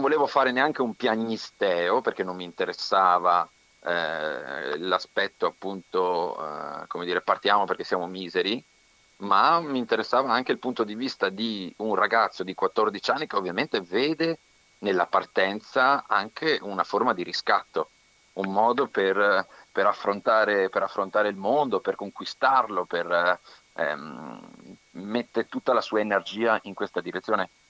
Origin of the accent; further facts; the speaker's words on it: the plain between Vicenza and Padua, Veneto, Italy; also born or lived in Verona; sono nella, mh, pianura tra, tra Vicenza e Padova